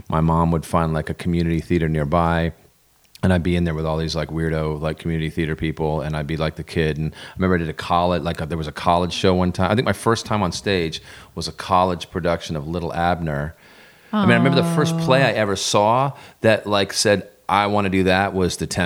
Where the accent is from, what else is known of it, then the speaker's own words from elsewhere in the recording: Vermont, United States; moved away; a knucklehead from a dirt road in Vermont